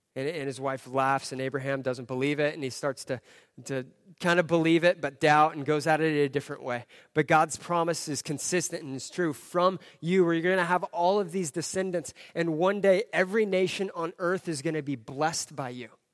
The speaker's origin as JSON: {"language": "English", "region": "Southern California", "country": "United States", "tie": "born or raised there", "said": "I grew up in Southern California."}